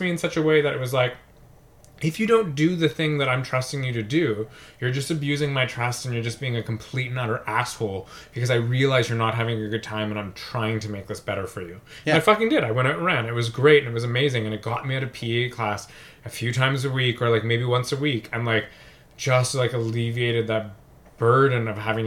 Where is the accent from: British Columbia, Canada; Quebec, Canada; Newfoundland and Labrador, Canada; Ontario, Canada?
Ontario, Canada; London; also born or lived in Strathroy, Ontario, Canada; my elementary school in Strathroy, I had a gymnastics team